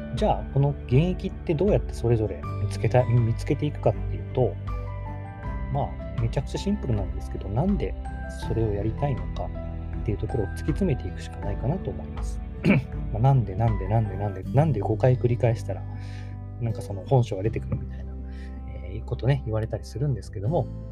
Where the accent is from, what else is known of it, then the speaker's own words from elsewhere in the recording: Kagawa, Japan; moved away as an adult; 僕のま地元にすごくあの美しい瀬戸内海のね、香川県